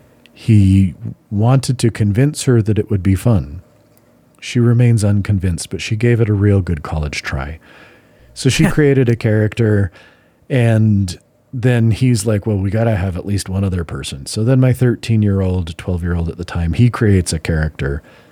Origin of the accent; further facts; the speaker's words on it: Utah, United States; at least in northern Utah, where we grew up in the Mormon subculture community, somebody decided that it was of the devil, that it was satanic back in the 80s.